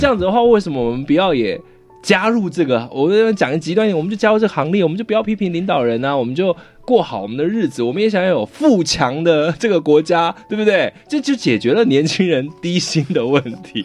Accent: Taiwan; 我们台湾人

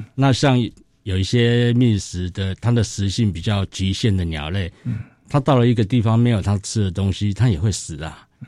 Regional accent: Taiwan; 因为我是台湾人嘛

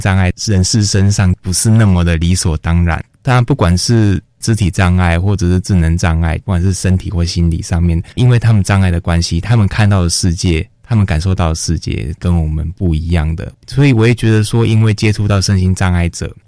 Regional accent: Kaohsiung, Taiwan; moved away as an adult; also born or lived in northern Taiwan; 那个时候的我也刚来北部，因为我是嗯。高雄人

